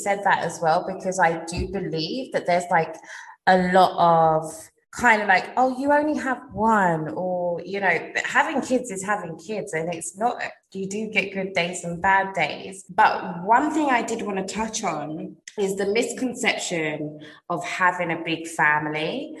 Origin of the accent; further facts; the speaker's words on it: United Kingdom; obviously I'm British